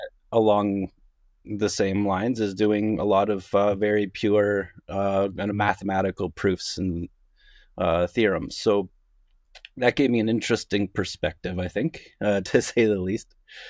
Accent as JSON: {"language": "English", "town": "Kitchener", "region": "Ontario", "country": "Canada", "also_born_or_lived": "United States", "said": "I am of Canadian background. I'm out of Kitchener-Waterloo."}